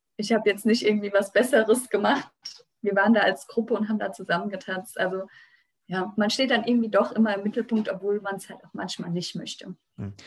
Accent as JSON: {"language": "German", "area": "western Rheinhessen", "region": "Rhineland-Palatinate", "country": "Germany", "said": "bei uns im Westen von Rheinhessen"}